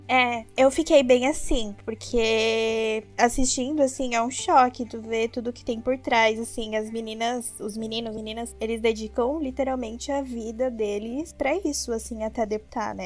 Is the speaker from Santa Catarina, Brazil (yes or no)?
yes; Joinville, Santa Catarina, Brazil; Eu sou de Santa Catarina, Joinville, tenho 25 anos